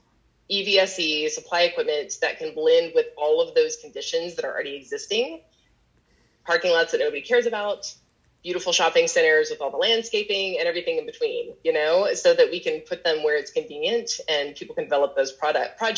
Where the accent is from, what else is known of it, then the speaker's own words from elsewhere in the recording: Knoxville, Tennessee, United States; the network that produces the giveaway homes for HGTV is housed actually in my hometown. And so they do a lot of content recording here in Knoxville, Tennessee